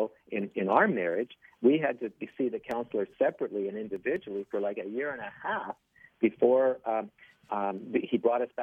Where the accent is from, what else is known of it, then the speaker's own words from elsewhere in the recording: Toronto, Ontario, Canada; I grew up in Don Mills